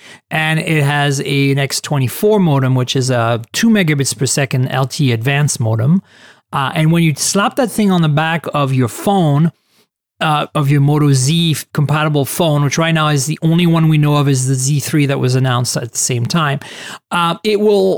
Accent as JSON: {"language": "English", "country": "Canada", "moved": "yes", "lives_now": "San Francisco, United States", "said": "Rose is from Canada, and I'm also a Canadian citizen who, you know, moved to the US a long time ago and is also an American citizen."}